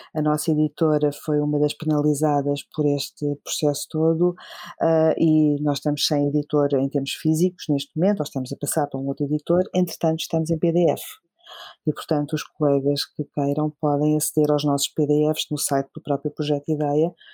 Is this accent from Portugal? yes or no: yes; Alentejo, Portugal; now in Lisbon, Portugal; quero ver se ainda consigo ajudar uh, a minha própria terra, a minha própria comunidade. Eu venho do Alentejo e espero ainda voltar